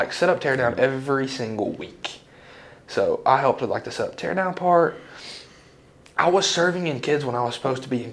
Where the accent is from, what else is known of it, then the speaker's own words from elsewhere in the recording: Crab Orchard, Tennessee, United States; Born and raised in Crab Orchard my whole life